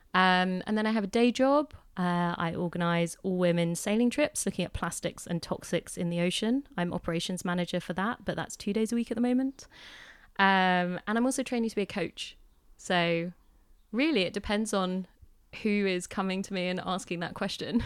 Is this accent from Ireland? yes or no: no; Hampshire, South East England, United Kingdom; I grew up in Hampshire